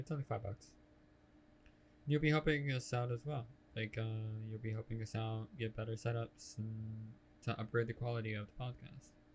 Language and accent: English; United States; I'm the American here